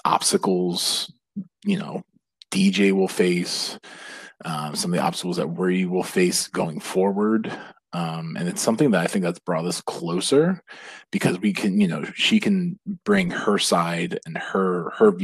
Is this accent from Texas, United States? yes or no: no; Ellicott City, Maryland, United States; growing up in Ellicott City, Maryland